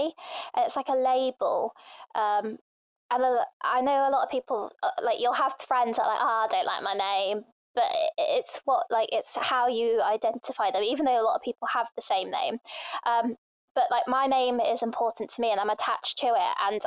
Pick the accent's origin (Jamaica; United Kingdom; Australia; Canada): United Kingdom; England; first language Thai; also born or lived in Thailand; I was born in Thailand and I came to England when I was about two